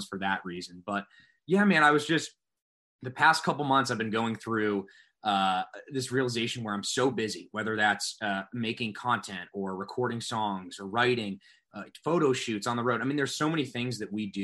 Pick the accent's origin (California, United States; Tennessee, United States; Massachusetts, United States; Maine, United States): Massachusetts, United States; Concord; moved away as an adult; also born or lived in Nashville; I grew up in Concord, about 30 minutes outside the city